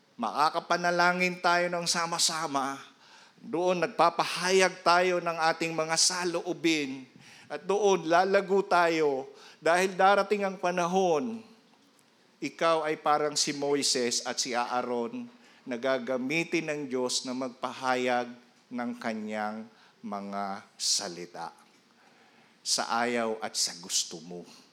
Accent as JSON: {"language": "Tagalog", "town": "Iriga", "region": "Bicol Region", "country": "Philippines", "moved": "yes", "said": "doon sa amin sa Iriga"}